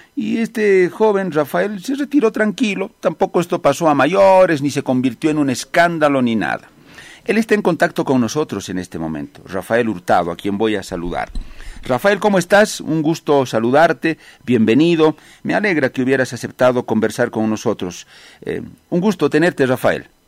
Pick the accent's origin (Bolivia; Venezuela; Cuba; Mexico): Bolivia; Viendo la realidad de mi país, como periodista